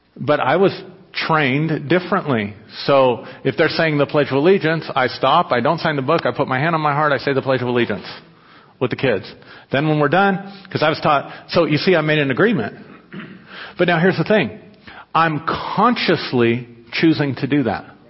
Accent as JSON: {"language": "English", "country": "United States", "said": "I was taught as an American"}